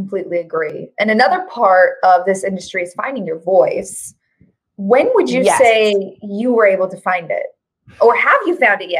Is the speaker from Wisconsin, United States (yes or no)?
no; Colorado, United States; So I'm from Colorado.